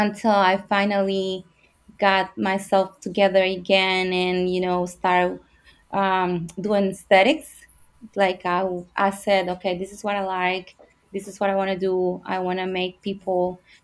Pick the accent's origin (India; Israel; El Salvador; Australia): El Salvador; English is a second language; moved away as an adult; now in Florida, United States; from El Salvador in Central America. I came to the United States when I was 18 without knowing the language